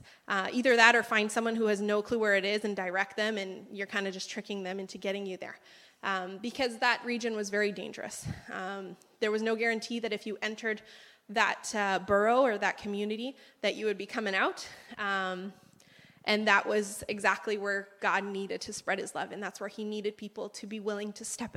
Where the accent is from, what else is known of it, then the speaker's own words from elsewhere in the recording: Canada; moved away as an adult; now in Peru; I was born and raised here in Canada, as you can tell by my accent, or lack thereof